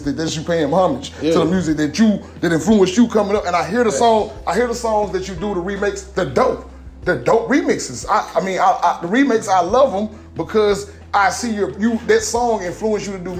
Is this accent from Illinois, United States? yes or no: no; Vivian, Louisiana, United States; moved away; I'm somebody that's from somewhere else. I'm not from here. I'm from Vivian, Louisiana, a small little town. I moved out here to the Cooper Road.